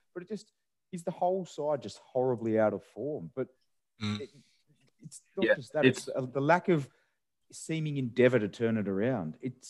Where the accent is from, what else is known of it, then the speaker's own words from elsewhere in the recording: Australia; I'm still an Australian.